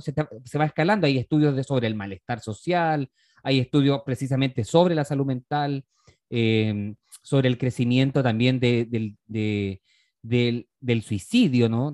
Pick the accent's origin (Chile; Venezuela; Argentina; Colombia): Chile; nosotros como sociedad chilena